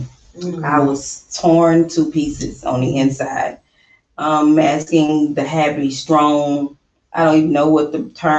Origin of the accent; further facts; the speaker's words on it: Louisiana, United States; now in Houston, United States; And I am originally from Louisiana.